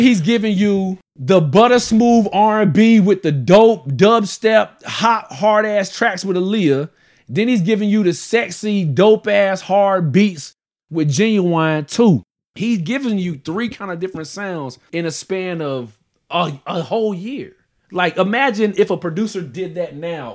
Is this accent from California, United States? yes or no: no; Virginia Beach, Virginia, United States; growing up in Virginia Beach